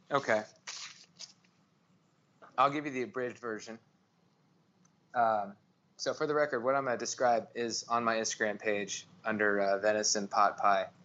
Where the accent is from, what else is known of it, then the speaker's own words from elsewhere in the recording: Arizona, United States; being in Texas and growing up in Arizona, we ate, I Mexican food and Hispanic culture is, is just a huge part of my life.